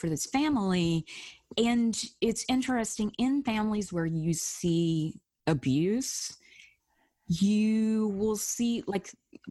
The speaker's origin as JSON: {"language": "English", "region": "Alabama", "country": "United States", "tie": "born or raised there", "said": "I grew up in Alabama."}